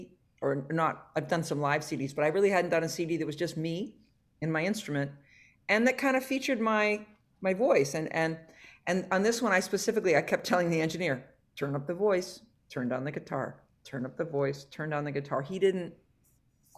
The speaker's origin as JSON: {"language": "English", "region": "New Hampshire", "country": "United States", "tie": "born or raised there", "also_born_or_lived": "Utah / Boston, Massachusetts", "moved": "as an adult", "said": "I grew up in New Hampshire"}